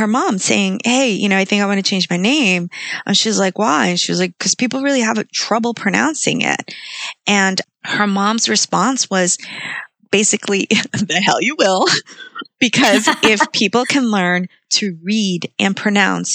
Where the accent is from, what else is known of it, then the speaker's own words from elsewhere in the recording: Guatemala; moved away; I was born in Guatemala